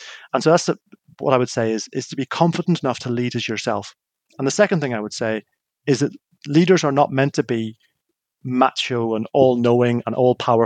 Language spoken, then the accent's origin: English; Northern Ireland, United Kingdom; I grew up in Northern Ireland in the middle of what was known as the Troubles